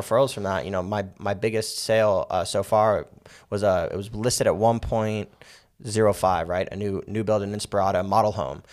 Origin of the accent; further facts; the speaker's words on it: Las Vegas, Nevada, United States; I'm born and raised in Vegas. Uh, I've been here my whole life.